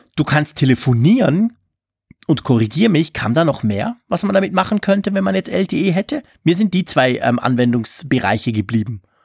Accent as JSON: {"language": "German", "country": "Switzerland", "said": "bei uns in der Schweiz"}